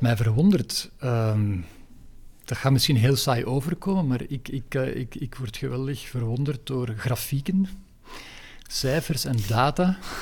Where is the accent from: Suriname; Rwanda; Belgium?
Belgium; Leuven, Flanders; moved away as an adult; now in Antwerp, Belgium; Ik ben geboren in Leuven en daar ook opgegroeid